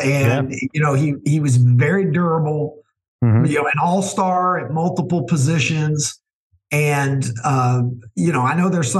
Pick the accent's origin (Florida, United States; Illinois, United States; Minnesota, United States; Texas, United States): Florida, United States; Miami; I'm the guy from Miami.